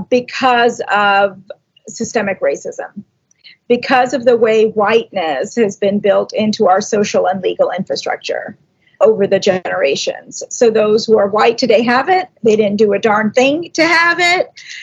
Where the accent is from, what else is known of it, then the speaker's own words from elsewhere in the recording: Atlanta, Georgia, United States; also born or lived in Ahmedabad, India; now in New Jersey, United States; a Gujarati woman, and I grew up in Atlanta, Georgia. I live in North Jersey now, right outside of New York City.